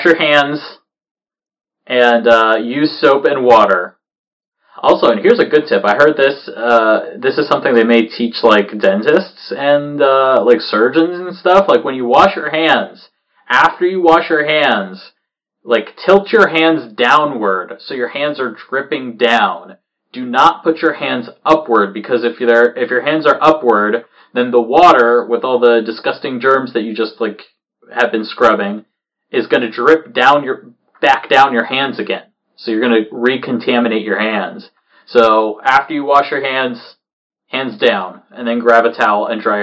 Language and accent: English; Florida, United States; moved away; I come from Florida